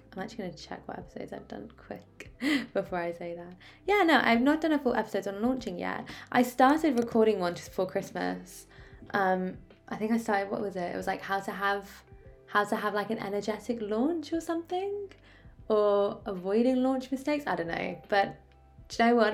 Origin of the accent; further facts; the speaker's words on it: Oxford, South East England, United Kingdom; also born or lived in Ascot; I'm originally from Oxford.